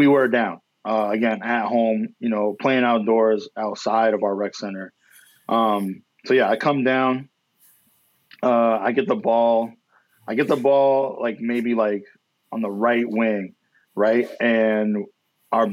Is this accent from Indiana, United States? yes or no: no; New York, United States; I'm from Lower East Side.